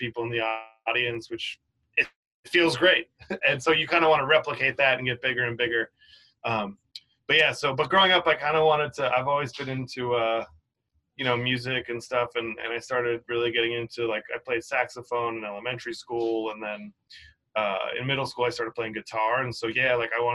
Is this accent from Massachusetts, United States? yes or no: yes; Cape Cod, Massachusetts, United States; moved away as an adult; now in New York City, United States; I grew up on Cape Cod, which is like kind of like a beach area